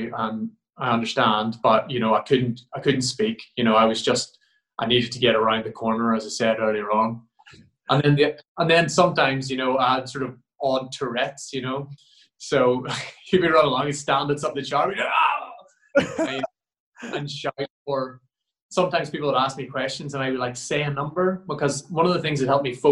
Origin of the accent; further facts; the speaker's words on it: Ireland; being an Irish boy